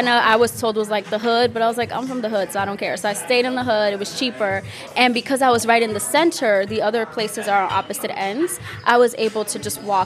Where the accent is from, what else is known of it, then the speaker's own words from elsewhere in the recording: Dominican Republic; accent: Dominican; my accent is Dominican